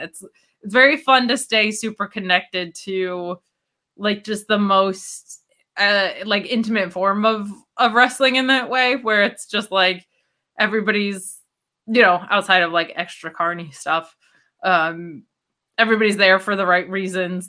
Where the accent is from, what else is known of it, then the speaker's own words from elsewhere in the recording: upstate New York, United States; upstate New York from my hometown growing up